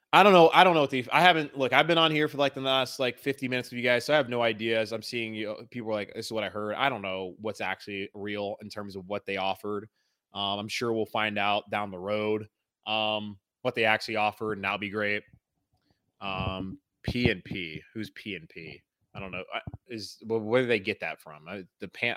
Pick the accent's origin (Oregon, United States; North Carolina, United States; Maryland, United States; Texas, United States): North Carolina, United States; Charlotte; I'm from Charlotte